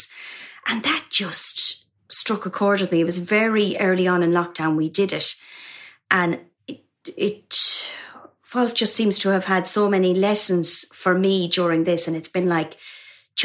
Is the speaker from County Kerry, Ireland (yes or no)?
no; Mullingar, Westmeath, Ireland; moved away as an adult; now in London, United Kingdom; in a convent in my hometown of Mullingar in Ireland.